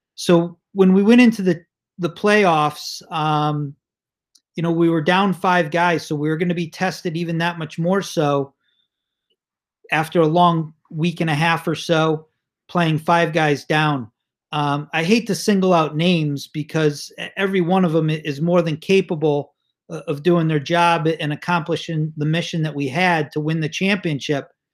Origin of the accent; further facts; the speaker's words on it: Cheshire, Connecticut, United States; now in Boston, United States; I grew up in Cheshire, Connecticut